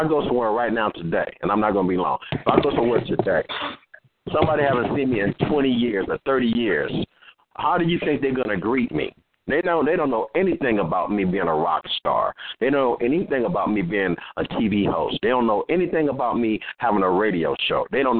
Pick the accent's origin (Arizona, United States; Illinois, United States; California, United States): California, United States; Compton; also born or lived in Watts; I'm from Los Angeles, California, born and raised in Compton, raised in Watts, all these different communities.